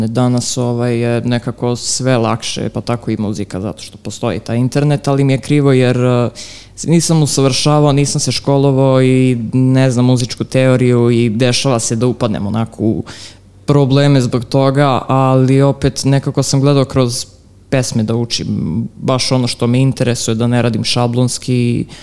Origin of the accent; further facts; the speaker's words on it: Belgrade, Serbia; pa živim u Ripnju, to je otprilike nekih 4-5 km ispod Avale i u suštini prema poslednjem popisu Ripanj je bio, mislim, drugo najveće selo u Srbiji. Tako da, mm, ne znam, odrastao sam nekim poluseoskim životom